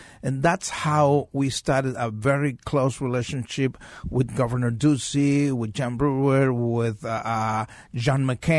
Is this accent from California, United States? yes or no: yes; Los Angeles, California, United States; now in Arizona, United States; I've been here since 1995. Okay. I came from Los Angeles.